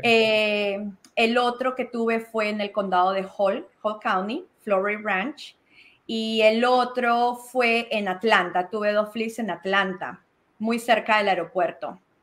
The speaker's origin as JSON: {"language": "Spanish", "country": "Peru", "tie": "born or raised there", "moved": "yes", "lives_now": "Georgia, United States", "said": "Nací en Perú, llegué a Georgia hace 22 años"}